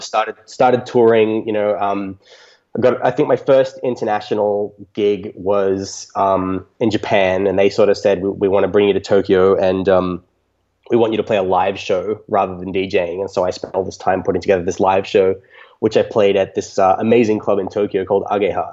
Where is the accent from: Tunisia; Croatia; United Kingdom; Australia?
Australia; nice private school in, in my hometown in Australia.